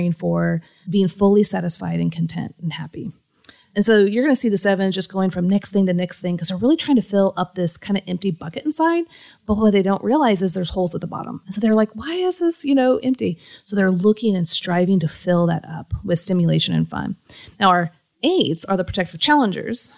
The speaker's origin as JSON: {"language": "English", "town": "Kansas City", "region": "Missouri", "country": "United States", "said": "I'm from Kansas City"}